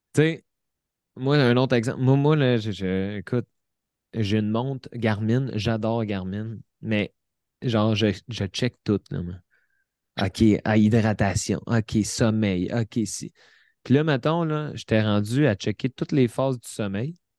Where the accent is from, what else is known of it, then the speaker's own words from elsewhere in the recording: Repentigny, Quebec, Canada; Repentigny, euh, dans mon patelin, à 10 minutes de chez nous